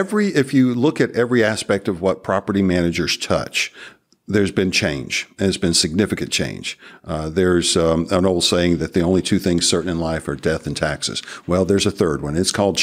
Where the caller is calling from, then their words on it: Marietta, Georgia, United States; I'm coming from Marietta, Georgia, which is 20 miles northwest of Atlanta.